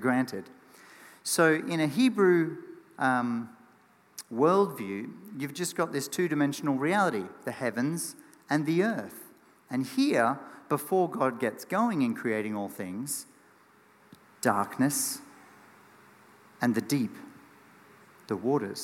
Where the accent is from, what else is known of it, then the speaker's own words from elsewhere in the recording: Australia; as an Aussie kid.